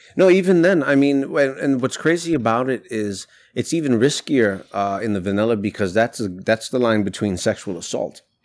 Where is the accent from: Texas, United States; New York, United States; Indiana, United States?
New York, United States; New York City; I'm Latino. I grew up in New York City. I went to school in the South Bronx